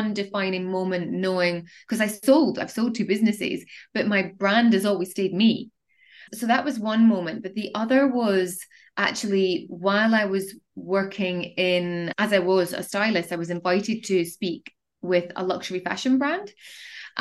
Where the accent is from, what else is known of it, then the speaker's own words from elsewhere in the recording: Edinburgh, Scotland, United Kingdom; moved away as an adult; also born or lived in Dubai; I'm originally from Scotland in Edinburgh, and I made the decision to move to the Middle East